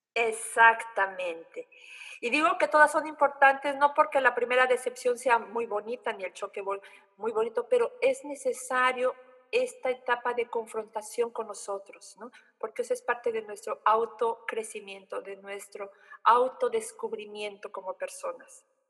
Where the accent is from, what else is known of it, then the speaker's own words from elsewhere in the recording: Oaxaca, Mexico; moved away as an adult; now in Germany; en mi tierra de origen, eh, Oaxaca, 15 grados es el frío máximo que tenemos